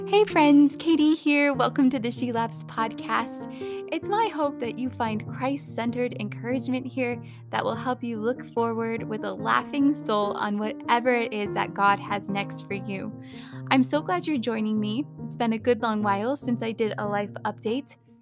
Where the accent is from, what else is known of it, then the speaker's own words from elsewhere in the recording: Phoenix, Arizona, United States; also born or lived in California; now in Reno, United States; I grew up in Phoenix, which is regularly in the triple digits for days on end